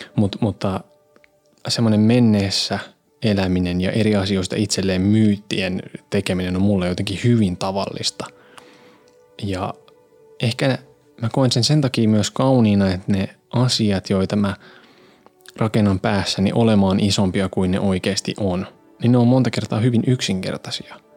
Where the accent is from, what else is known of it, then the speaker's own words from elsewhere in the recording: Hyvinkää, Uusimaa, Finland; now in Tampere, Finland; Mä oon siis kotoisin vehkojalta Jyvinkäältä.